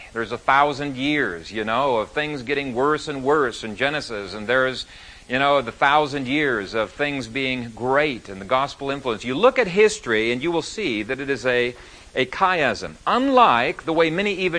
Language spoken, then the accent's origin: English; Ethiopia; also born or lived in Canada; we didn't even know we'd grown up in Ethiopia till after we started courting. And I came from Canada